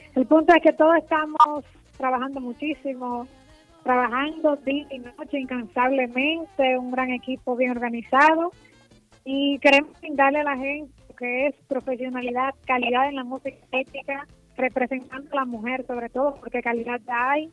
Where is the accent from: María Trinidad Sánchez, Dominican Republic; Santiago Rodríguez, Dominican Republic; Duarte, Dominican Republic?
Santiago Rodríguez, Dominican Republic; mi provincia, que es Santiago Rodríguez